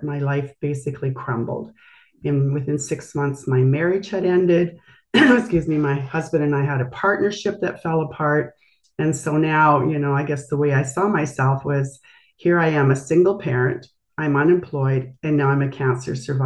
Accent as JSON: {"language": "English", "town": "Brandon", "region": "Manitoba", "country": "Canada", "tie": "born or raised there", "said": "I grew up actually in Brandon, Manitoba, and have spent my life in Canada"}